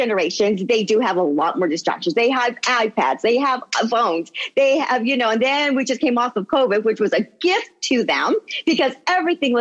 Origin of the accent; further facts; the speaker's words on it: Los Angeles, California, United States; also born or lived in Pico Rivera; I am born and raised Angeleno. So I was born in Los Angeles, and then my family got a home in Pico Rivera